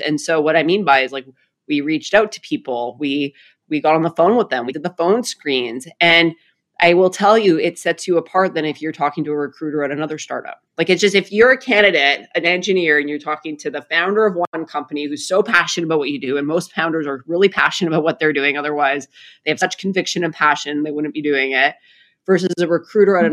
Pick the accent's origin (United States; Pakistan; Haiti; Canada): Canada; Saskatchewan; moved away as an adult; I grew up in a uh, province called Saskatchewan, which is kind of the prairie province of Canada.